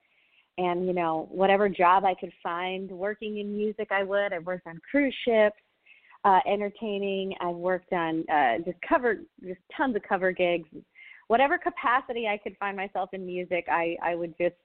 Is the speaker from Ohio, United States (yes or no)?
no; West Texas, United States; also born or lived in Los Angeles / Boston; now in Nashville, United States; I'm from Texas. I'm from West Texas